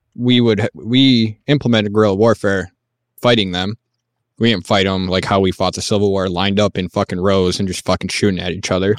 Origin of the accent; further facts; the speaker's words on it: United States; as an American